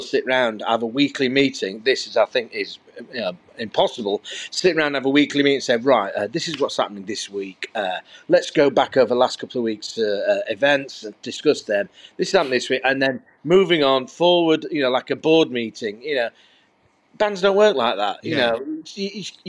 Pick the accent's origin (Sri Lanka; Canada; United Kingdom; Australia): United Kingdom; Rotherham, Yorkshire and the Humber; I'm from Rotherham